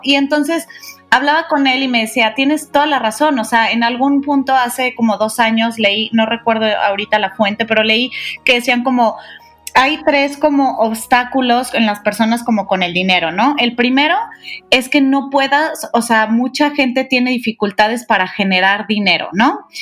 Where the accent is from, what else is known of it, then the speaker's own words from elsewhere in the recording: Guadalajara, Jalisco, Mexico; yo que soy de Guadalajara